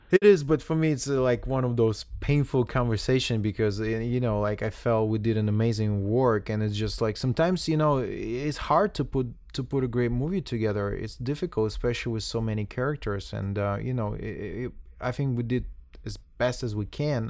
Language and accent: English; Russia; moved away; I'm coming from Russia